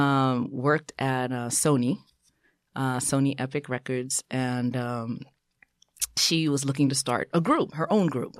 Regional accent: New York City, New York, United States; also born or lived in Brooklyn / Haiti (ancestry); born in Brooklyn, raised in Queens of, uh, first generation, um, Haitian American

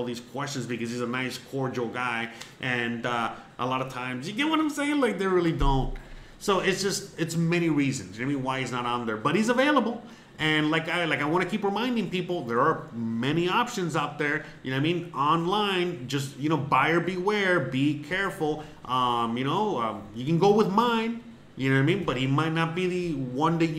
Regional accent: Miami, Florida, United States; moved away as an adult; now in Mérida, Mexico; Yes, I'm from Miami. Originally from Miami-Dade County, 305.

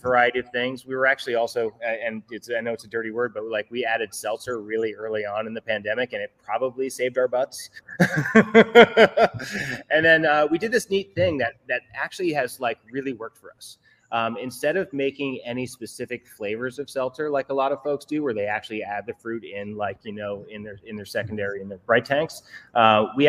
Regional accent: New York, United States; I grew up here. I was born and raised here in New York.

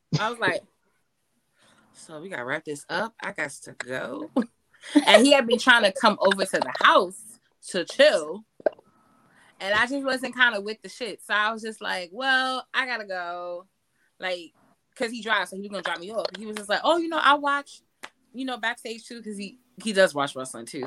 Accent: New York City, New York, United States; growing up in Harlem

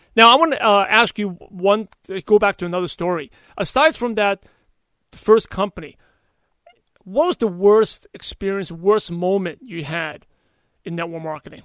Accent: New York City, New York, United States; now in California, United States; I'm from Brooklyn

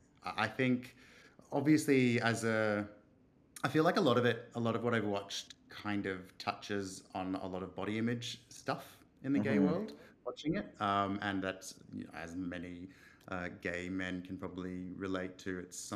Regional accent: Australia; I'm not quite as Australian as some of my family are.

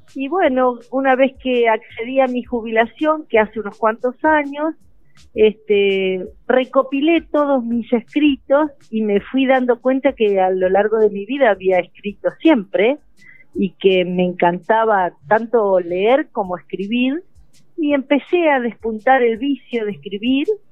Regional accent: Entre Ríos, Argentina; moved away as an adult; now in Chubut, Argentina; Entre Ríos porque, bueno, es mi tierra natal

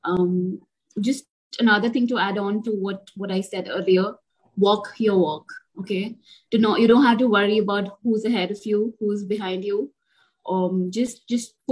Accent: Mumbai, Maharashtra, India; I'm from Bombay. I consult in different places across Bombay.

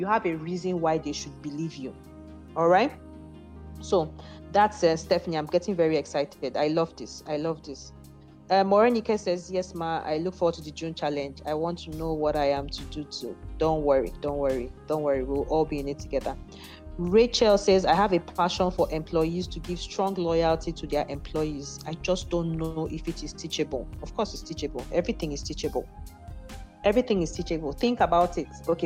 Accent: Igbo, Igboland, Nigeria; also born or lived in Abuja; I'm an Igbo girl.

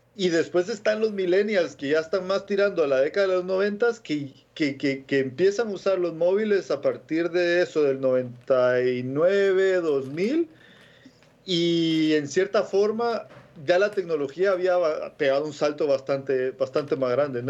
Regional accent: Guatemala; moved away; yo nací en Guatemala, ¿no? Y en la época que yo nací, en el 82

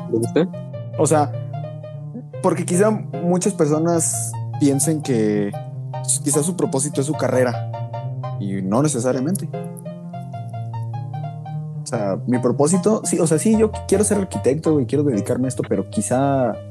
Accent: Mexico; nosotros como humanos mucho menos y como mexicanos

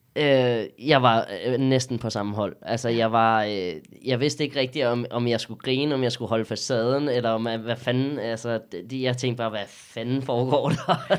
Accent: Dragør, Capital Region of Denmark, Denmark; accent: Jutlandic; jeg, er opvokset i Dragør. Jeg, jeg er What? legit boet på Amager stort set hele mit liv

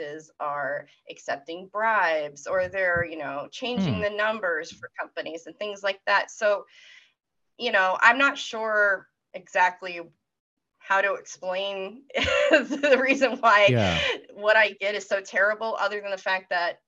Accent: Maine, United States; moved away; I'm from Maine originally, and I will say it was Maine

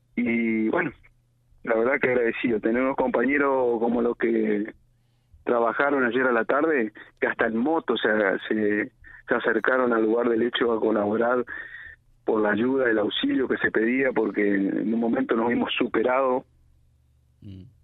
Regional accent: Reconquista, Santa Fe, Argentina; yo soy de Reconquista y viajo al distrito de Antosca a trabajar

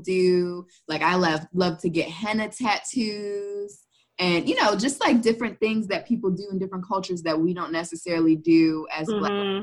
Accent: Silver Spring, Maryland, United States; I'm from Montgomery County, Maryland. And if anybody who's been to Silver Spring, where I'm from, it is just a melting pot. In my mom's neighborhood where I grew up and lived life until I went to college

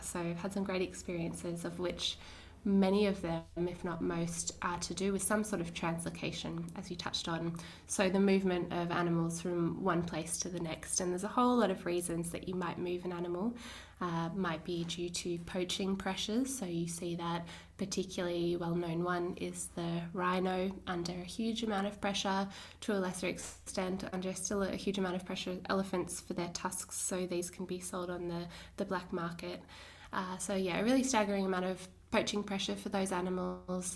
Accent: Lord Howe Island, New South Wales, Australia; between about the ages of 11 and 13, I grew up on Lord Howe Island

